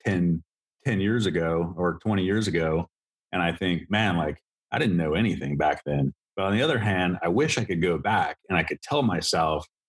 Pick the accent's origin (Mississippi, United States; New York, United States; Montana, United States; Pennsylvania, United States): Montana, United States; I grew up in Montana